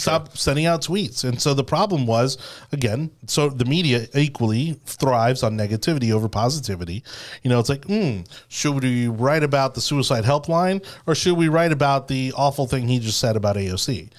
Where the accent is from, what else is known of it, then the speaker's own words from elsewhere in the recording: Miami, Florida, United States; I keep wanting to say A one A 'cause I'm from Miami.